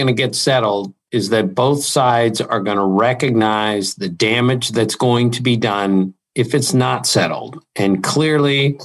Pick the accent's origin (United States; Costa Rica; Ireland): United States; Maryland; I grew up in Maryland